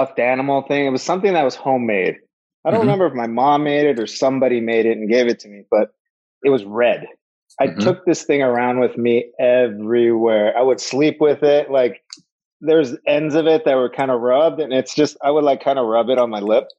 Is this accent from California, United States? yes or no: yes; Los Angeles, California, United States; We grew up in Panorama City